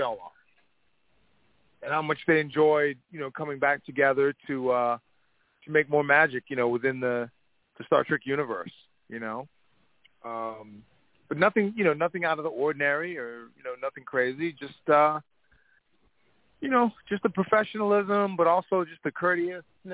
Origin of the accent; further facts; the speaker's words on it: Long Island, New York, United States; now in California, United States; I'm actually from Long Island